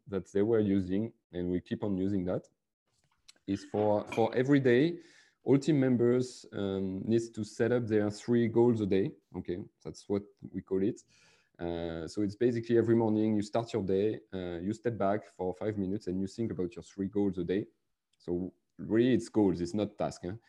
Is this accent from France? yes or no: yes; France; accent: French; English is a second language; also born or lived in Biarritz, France; I'm a French guy with my French accent.